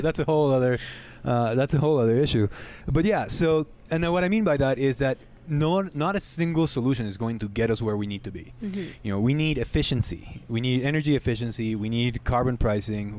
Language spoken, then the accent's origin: English; Guatemala; moved away as an adult; now in United States; I grew up in Guatemala